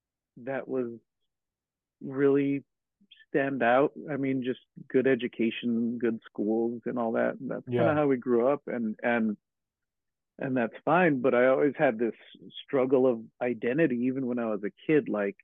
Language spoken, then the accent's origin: English; Hacienda Heights, California, United States; we grew up in Hacienda Heights, and it was a very, it was a good place to grow up, but it was a very assimilated